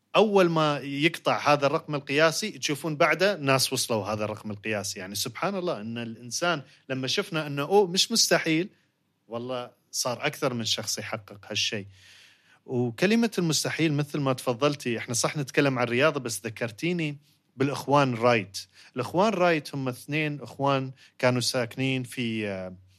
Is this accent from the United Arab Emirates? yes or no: yes; United Arab Emirates; عندنا في الإمارات